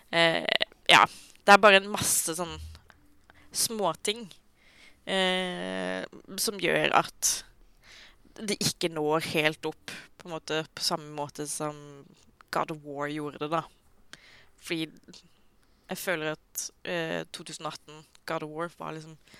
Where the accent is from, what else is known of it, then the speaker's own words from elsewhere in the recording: Sørlandet, Norway; jeg er sørlending